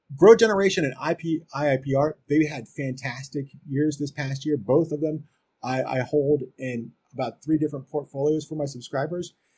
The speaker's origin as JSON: {"language": "English", "region": "Maryland", "country": "United States", "tie": "born or raised there", "said": "my home state of Maryland"}